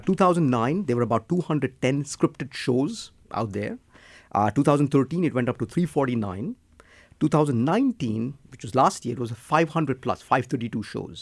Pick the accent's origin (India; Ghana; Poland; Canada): India; I'm from India